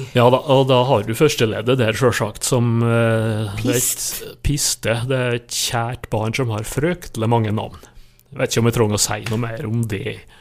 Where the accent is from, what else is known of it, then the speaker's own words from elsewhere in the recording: Nordmøre, Møre og Romsdal, Norway; på Nordmøre, der jeg kommer ifra